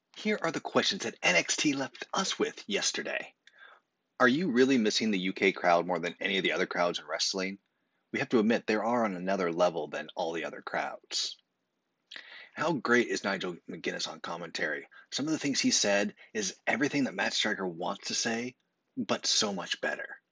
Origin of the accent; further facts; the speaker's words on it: Canada; As a Canadian